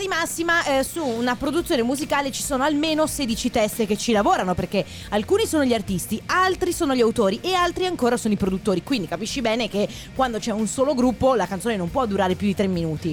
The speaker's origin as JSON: {"language": "Italian", "town": "Padua", "region": "Veneto", "country": "Italy", "said": "Io sono di Padova"}